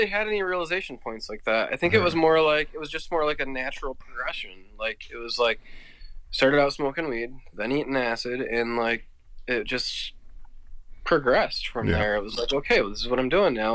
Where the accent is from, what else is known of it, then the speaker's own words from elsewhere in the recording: Clarkston, Michigan, United States; moved away; also born or lived in Worcester; we grew up in Clarkson